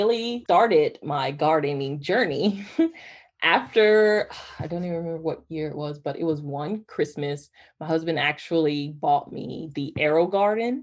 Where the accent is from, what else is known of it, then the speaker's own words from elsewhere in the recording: Georgia, United States; now in North Carolina, United States; I grew up in Georgia